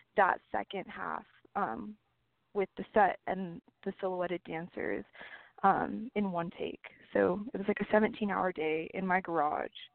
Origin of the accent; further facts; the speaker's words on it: Arizona, United States; also born or lived in California; I was born in California, but I moved to Arizona in third grade